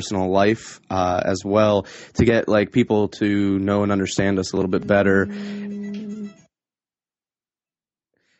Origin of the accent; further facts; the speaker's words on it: Scranton-Wilkes-Barre area, northeastern Pennsylvania, United States; I am from northeastern Pennsylvania, around the Scranton-Wilkes-Barre area